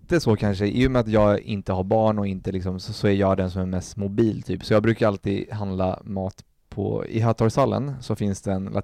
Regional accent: Östergötland, Sweden; also born or lived in Colombia; Jag växte upp i Östergötland, det är liksom tre timmar söderut, där var det alltid snö. Alltså massa snö. Vi bodde vid en stor backe.

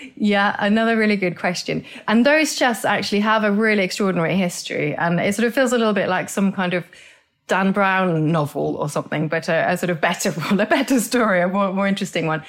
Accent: Norway; moved away; I grew up in Norway, so my teeth reflect the fact that I grew up in a cold climate with very old geology

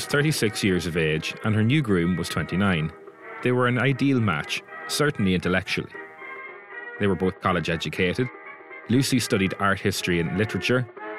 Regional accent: County Donegal, Ireland; Growing up in Donegal

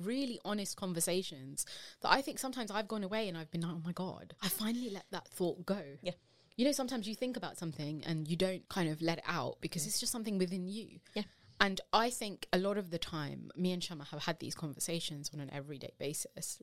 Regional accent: United Kingdom; as British Asian women

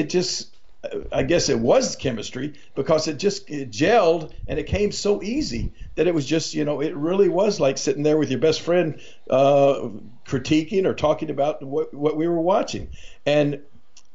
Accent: Memphis, Tennessee, United States; right outside of Memphis, Tennessee, my hometown.

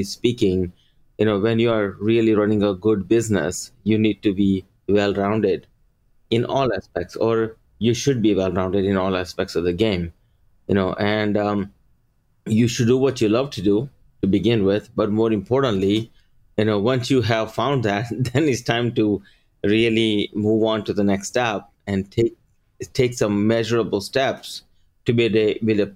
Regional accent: Maryland, United States; born or raised there; English is a second language; also born or lived in India

